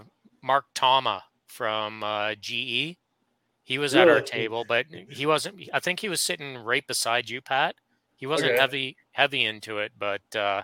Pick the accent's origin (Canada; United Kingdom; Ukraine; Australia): Canada; although we're Canadian, we're separated between a good bit of distance.